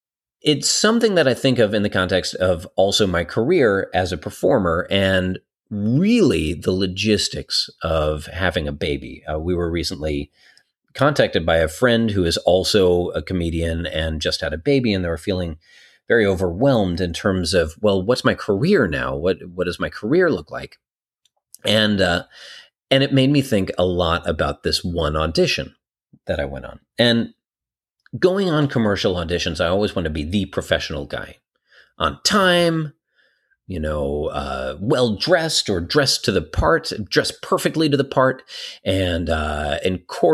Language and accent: English; Colorado Springs, Colorado, United States; And people I'm from Colorado Springs.